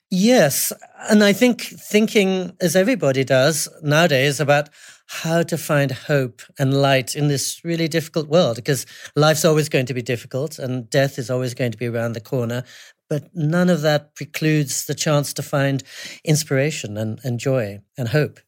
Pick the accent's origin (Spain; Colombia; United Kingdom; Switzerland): United Kingdom; England; moved away; also born or lived in California / New York City / Japan; I was brought up in England